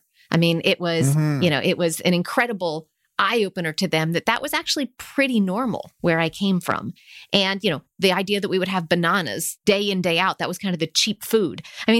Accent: United States; growing up in the States in the 70s and 80s

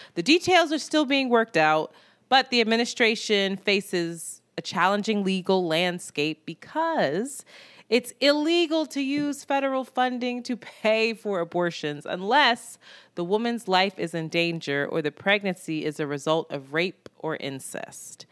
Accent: United States; as an American in this country

